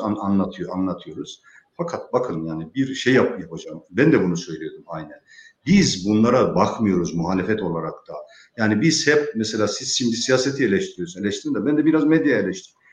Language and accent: Turkish; Rize Province, Turkey; moved away; also born or lived in Istanbul; memleketim Rize'ye gidiyorum.